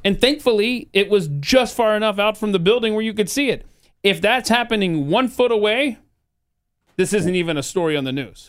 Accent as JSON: {"language": "English", "region": "the South", "country": "United States", "tie": "born or raised there", "said": "I grew up in the South"}